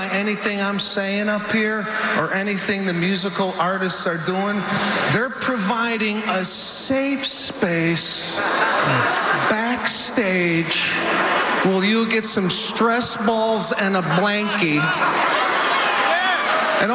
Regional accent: Los Angeles, California, United States; I'm from Los Angeles, where everybody's riding around in a bird scooter

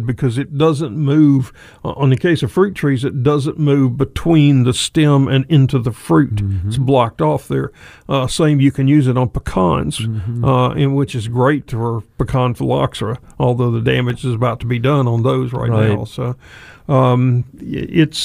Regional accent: Charlotte, North Carolina, United States; when I was growing up in Charlotte, just off the airport property

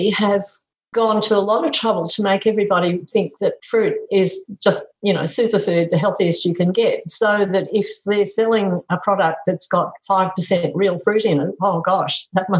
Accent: Italy; Because we come from Italy and that's what people do.

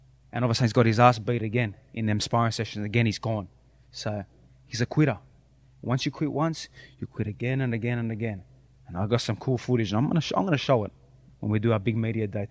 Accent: Sydney, New South Wales, Australia; But I'm representing where I'm from, Sydney, Australia

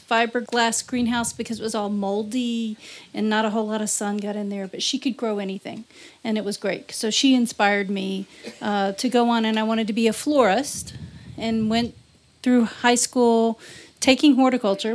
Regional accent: Louisiana, United States; now in Iowa, United States; I grew up in Louisiana

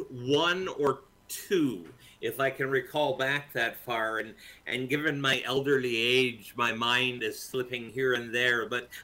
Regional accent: St. Catharines, Ontario, Canada; In St. Catharines, yeah, is my hometown.

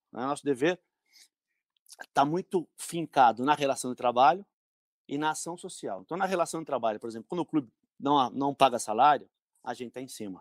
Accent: São Caetano do Sul, São Paulo, Brazil; eu, sou de São Caetano, né? Yeah. Eu não é. moro em São Caetano hoje, mas sou de São Caetano

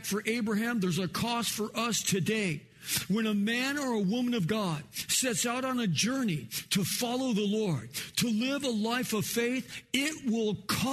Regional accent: Los Angeles, California, United States; also born or lived in Kansas; we moved to California, you know, when I was 4 years old. We moved to North Hollywood

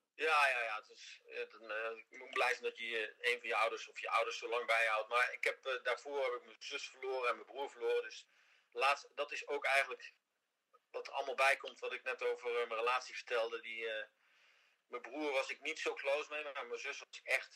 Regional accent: Netherlands; moved away as an adult; now in Miami Beach, United States; Hollanders opgegroeid zijn met veel Engels.

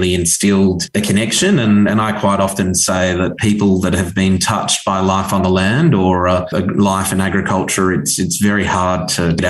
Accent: Natal Downs, near Charters Towers, North Queensland, Australia; It was a wonderful childhood growing up on Natal Downs, a cattle station located up in North Queensland.

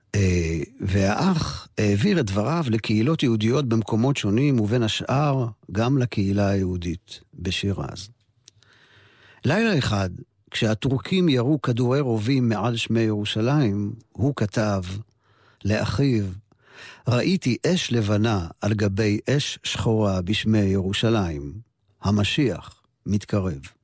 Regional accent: Jerusalem, Jerusalem District, Israel; לשכונת מקור ברוך, שם נולדתי.

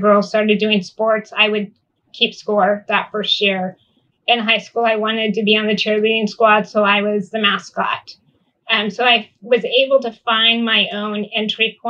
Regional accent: Northern California, United States; I grew up in Northern California in a very rural area

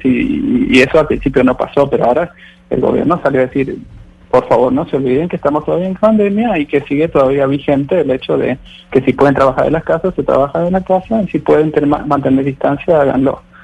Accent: Argentina; now in Sweden; yo soy argentino, tengo toda mi familia en Argentina

